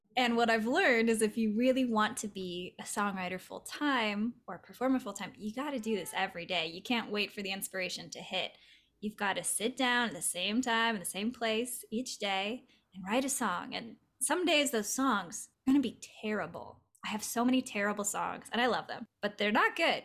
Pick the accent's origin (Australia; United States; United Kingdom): United States; Southern California; now in Los Angeles, United States; I grew up in Southern California in the more desert inland part.